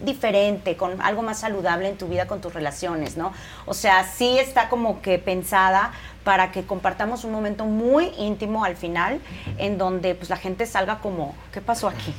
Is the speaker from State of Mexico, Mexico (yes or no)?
no; Veracruz, Mexico; also born or lived in Guadalajara; now in Mexico City, Mexico; Yo soy de Veracruz